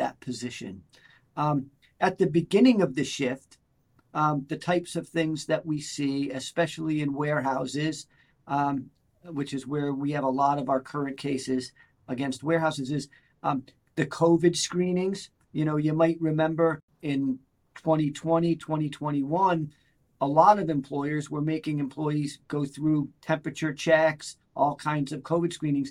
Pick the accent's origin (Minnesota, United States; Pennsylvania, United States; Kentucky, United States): Pennsylvania, United States; Clarks Summit; also born or lived in Philadelphia, Pennsylvania / New York City; I grew up in Clark Summit, Pennsylvania, okay. Which is just north of Scranton.